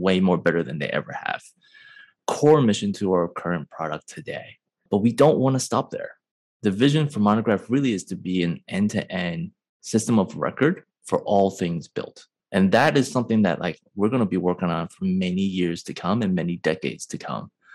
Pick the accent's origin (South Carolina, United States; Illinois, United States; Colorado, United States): Illinois, United States; Chicago; moved away as an adult; also born or lived in Michigan; now in San Francisco, United States; I am born and raised in Chicago, now residing in San Francisco